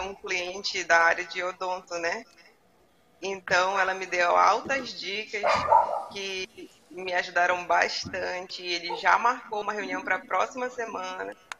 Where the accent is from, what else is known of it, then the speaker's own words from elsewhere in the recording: Belém, Pará, Brazil; now in Macapá, Brazil; eu ah, sou paraense, sou de Belém. Aí eu moro aqui.